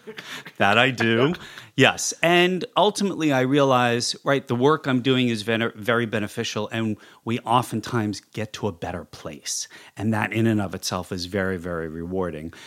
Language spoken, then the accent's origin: English; New York City, New York, United States; moved away as an adult; now in Los Angeles, United States; I am a clinical psychologist born and raised in New York City